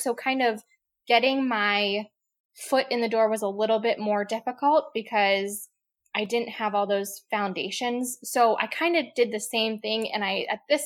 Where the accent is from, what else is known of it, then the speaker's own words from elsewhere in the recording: Lancaster, Pennsylvania, United States; moved away as an adult; also born or lived in Outer Banks, North Carolina / upstate New York; So I grew up in Lancaster, Pennsylvania, which is like Amish country. And I grew up there.